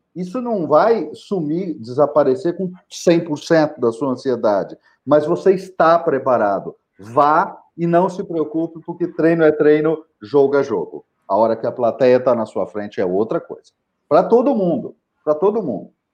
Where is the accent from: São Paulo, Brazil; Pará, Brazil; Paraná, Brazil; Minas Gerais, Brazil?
São Paulo, Brazil; São José dos Campos; a praça central da minha cidade natal, que é São José dos Campos